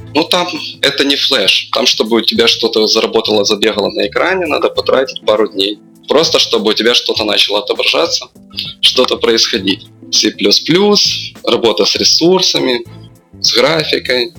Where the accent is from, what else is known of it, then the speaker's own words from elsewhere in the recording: Lutsk, Volyn Oblast, Ukraine; мы из Луцка, это западная Украина